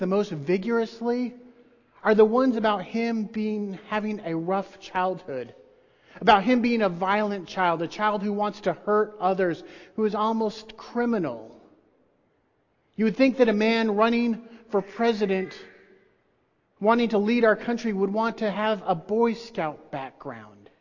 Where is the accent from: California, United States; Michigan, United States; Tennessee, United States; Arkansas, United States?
Tennessee, United States; outside of Nashville; I grew up outside of Nashville, Tennessee